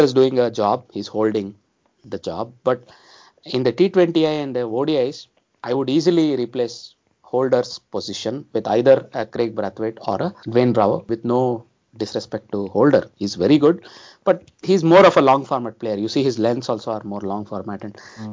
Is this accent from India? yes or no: yes; India; as Indian cricket fans